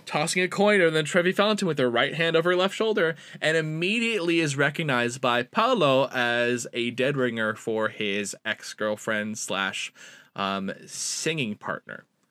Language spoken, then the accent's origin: English; East Coast, United States; now in Honolulu, United States; I grew up East Coast